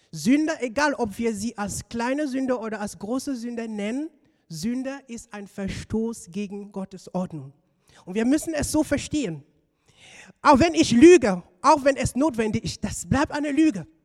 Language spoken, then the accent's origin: German; Cameroon; moved away; ich komme aus Kamerun, dort bin ich aufgewachsen und ich bin dort in einem, sagen wir mal, religiösen Umfeld aufgewachsen.